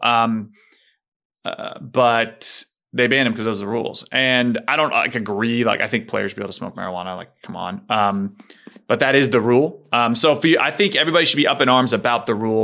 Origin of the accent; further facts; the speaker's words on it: United States; as an American